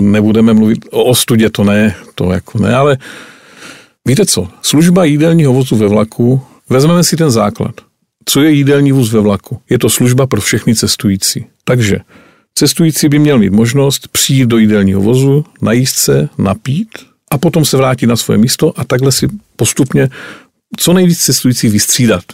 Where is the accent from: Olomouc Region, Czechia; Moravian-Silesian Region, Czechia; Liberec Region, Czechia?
Olomouc Region, Czechia; Jeseník region; můj rodný kraj, Jesenicko